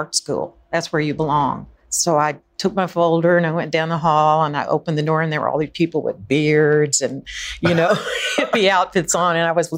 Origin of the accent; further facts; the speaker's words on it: Southern United States, United States; I just guess growing up in the South, you know, growing up especially with two sisters who were 9 and 15 years older than